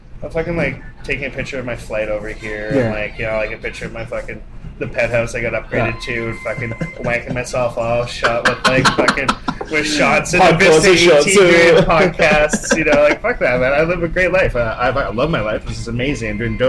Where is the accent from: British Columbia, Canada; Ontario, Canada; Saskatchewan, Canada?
British Columbia, Canada; Vancouver; moved away as an adult; also born or lived in Edinburgh / Glasgow / Brighton; now in Vancouver, Canada; from the Rosewood Hotel, Georgia, born and raised Vancouver. I'm a bartender.